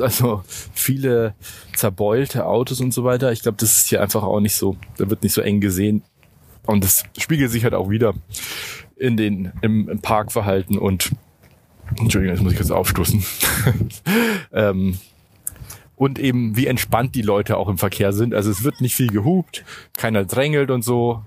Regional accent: Germany; für uns zumindest als Deutsche

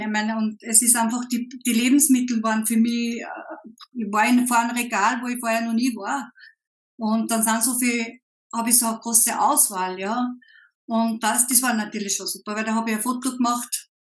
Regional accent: Upper Austria, Austria; komme aus Oberösterreich

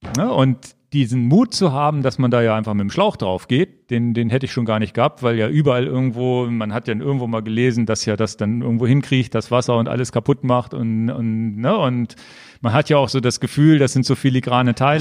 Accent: Northern Germany, Germany; bei uns in Norddeutschland

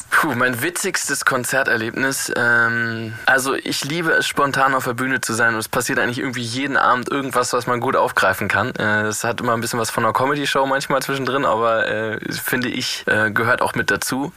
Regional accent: Northern Germany, Germany; als Norddeutscher

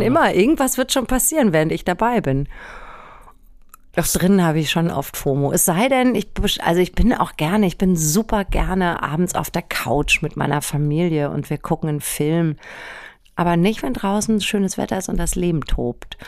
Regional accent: Germany; ich bin im Wald aufgewachsen. Wirklich am Waldrand

